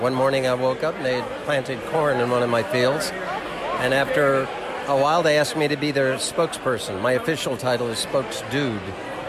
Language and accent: English; Georgia, United States; moved away; I grew up in Georgia, so I was a bourbon drinker